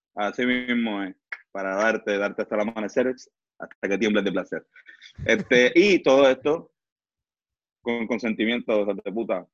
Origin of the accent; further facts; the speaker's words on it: San Juan, Puerto Rico; nosotros somos de Río Piedra